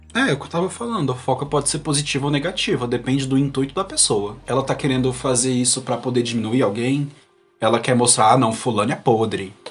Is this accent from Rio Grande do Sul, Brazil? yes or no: no; Brasília, Federal District, Brazil; also born or lived in Unaí / Paracatu; Morando em Brasília, que eu tô morando aqui há anos, eu sou de Brasília